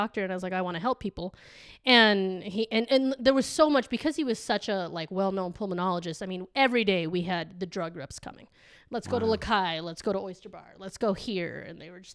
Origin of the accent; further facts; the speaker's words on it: Salt Lake City, Utah, United States; also born or lived in San Juan, Argentina; when I was here in Utah growing up